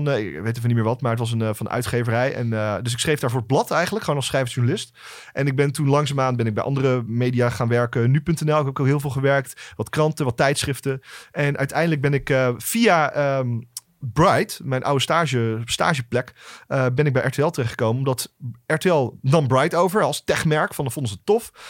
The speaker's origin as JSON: {"language": "Dutch", "country": "Luxembourg", "tie": "born there", "said": "Oké, ik, ik ben geboren in Luxemburg."}